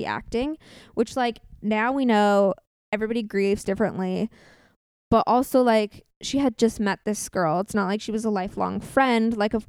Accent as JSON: {"language": "English", "area": "Orange County", "region": "California", "country": "United States", "said": "My brother works there. We're from Orange County."}